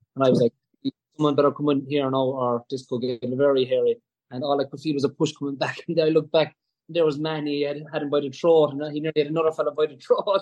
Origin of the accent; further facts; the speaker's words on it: Tralee, Munster, Ireland; I'm from Tralee